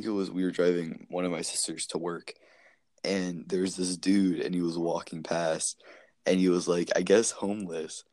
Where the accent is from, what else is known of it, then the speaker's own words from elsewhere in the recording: Maryland, United States; I come from Maryland